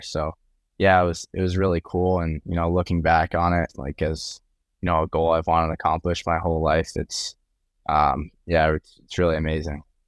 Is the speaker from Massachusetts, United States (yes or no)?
yes; Boston, Massachusetts, United States; growing up in Boston